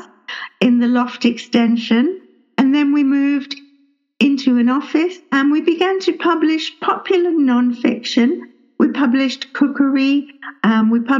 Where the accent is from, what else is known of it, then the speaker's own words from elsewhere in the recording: England, United Kingdom; also born or lived in London; I grew up in England. I was born in London.